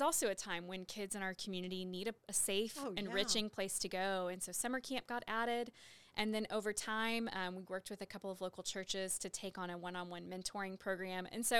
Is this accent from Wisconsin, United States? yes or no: no; Waco, Texas, United States; also born or lived in Dallas; I'm a Waco native, Waco ISD product, kindergarten through 12th grade, Baylor grad, and just Waco is home for me in every way.